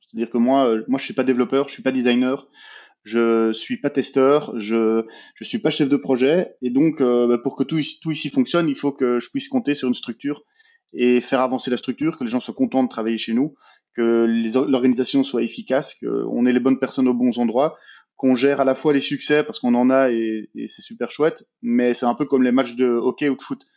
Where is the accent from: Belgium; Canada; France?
Belgium; moi je suis belge, j'ai 33 ans